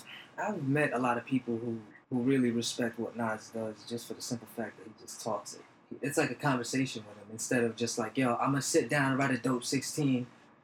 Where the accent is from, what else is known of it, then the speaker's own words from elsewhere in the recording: New York, United States; We grew up in New York, man. This is our stomping grounds.